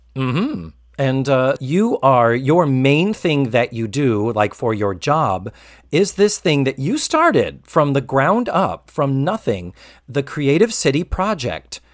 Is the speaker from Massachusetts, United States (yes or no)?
yes; Massachusetts, United States; now in Orlando, United States; as a Yankee, I was born and raised in Massachusetts